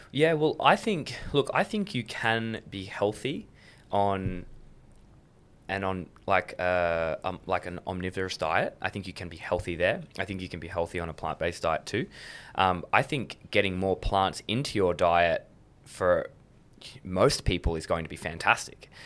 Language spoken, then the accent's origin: English; Adelaide, South Australia, Australia; also born or lived in Blue Mountains / Sydney; I was born in the Blue Mountains, and I lived in Sydney until I was eight years old. Moved to Adelaide